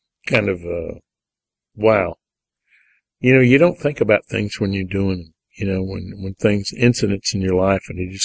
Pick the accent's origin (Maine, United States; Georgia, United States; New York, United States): Georgia, United States; Tallapoosa; moved away as an adult; also born or lived in Atlanta; growing up in Tallapoosa